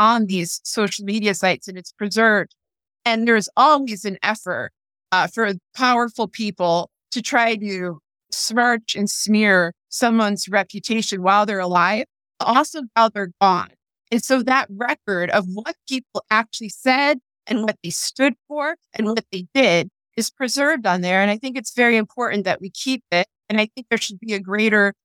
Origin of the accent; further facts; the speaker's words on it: United States; as an American